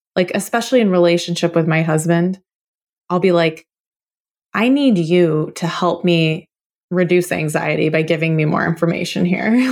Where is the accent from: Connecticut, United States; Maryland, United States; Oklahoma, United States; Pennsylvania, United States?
Oklahoma, United States; I was born in Oklahoma, and my family goes back on both sides at least four generations